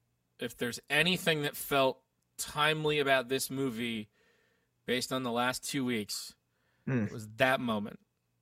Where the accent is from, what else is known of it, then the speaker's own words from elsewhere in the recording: United Kingdom; And that's what we do because we're British.